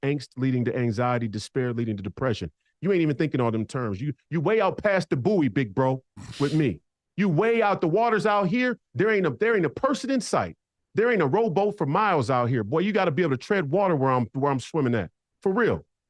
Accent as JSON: {"language": "English", "town": "Hopkins", "region": "Minnesota", "country": "United States", "tie": "born or raised there", "also_born_or_lived": "Canada", "said": "I grew up in Hopkins. I went to high school in Hopkins. It's one of the most Jewish communities in Minnesota."}